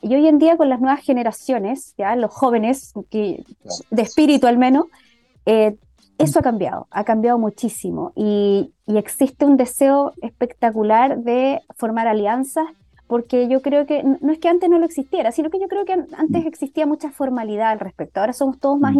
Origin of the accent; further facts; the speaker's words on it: Chile; como inmunólogos e inmunólogas de Chile